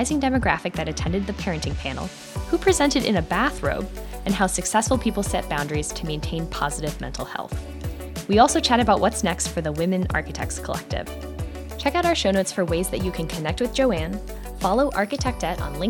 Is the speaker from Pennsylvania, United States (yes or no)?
yes; Pennsylvania, United States; I'm from Pennsylvania